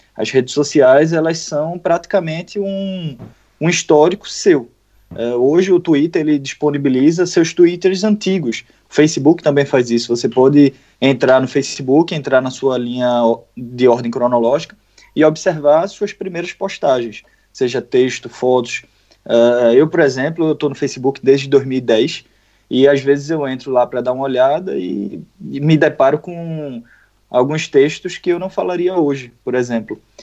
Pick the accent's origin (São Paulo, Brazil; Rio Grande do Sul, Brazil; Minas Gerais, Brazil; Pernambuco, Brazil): Pernambuco, Brazil; eu sou de Pernambuco